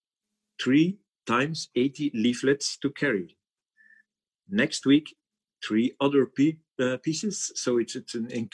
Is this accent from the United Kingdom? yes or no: no; Geraardsbergen, Flanders, Belgium; also born or lived in Ghent; went to the music academy of my hometown. It's Gerardsbergen in Flanders